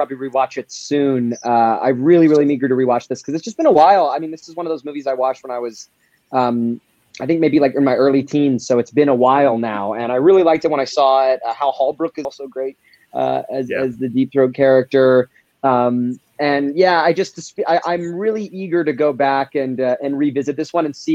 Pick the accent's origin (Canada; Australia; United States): Canada; Alberta; I'm from Alberta, and that's where I am right now, and it's actually filmed in Alberta where I grew up.